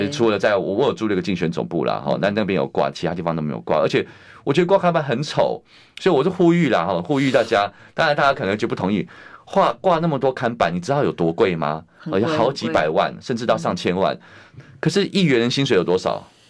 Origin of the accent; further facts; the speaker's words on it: Taipei, Taiwan; 我是在那个永康街长大。后来也是，后来虽然是搬家，但是搬到隔壁青田街去，对，就是在那附近这样子。